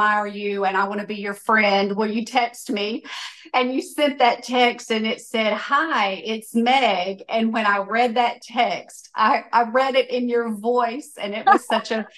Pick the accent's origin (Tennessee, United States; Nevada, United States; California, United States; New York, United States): Tennessee, United States; West; born or raised there